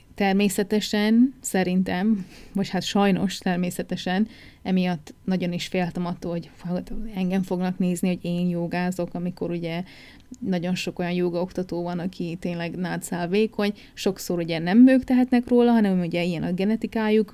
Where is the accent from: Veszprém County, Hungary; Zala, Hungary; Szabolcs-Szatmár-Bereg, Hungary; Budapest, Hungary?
Szabolcs-Szatmár-Bereg, Hungary; Újfehértó; moved away as an adult; also born or lived in Nyíregyháza / England; now in New Zealand; nem Újfehértón születtem, Nyíregyházán születtem, de Újfehértón éltem, ami tizenhét kilométerre